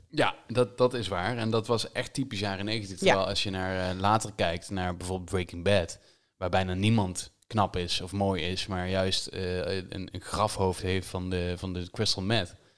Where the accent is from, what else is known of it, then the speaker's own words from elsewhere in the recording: Limburg, Netherlands; als Limburger